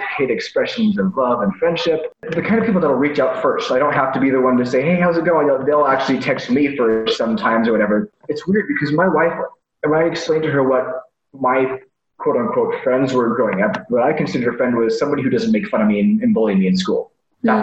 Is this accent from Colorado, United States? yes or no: yes; Delta, Colorado, United States; moved away as an adult; also born or lived in Toronto; So I tell people I'm from Colorado. I pretty much am. Raised on the little tiny town called Delta.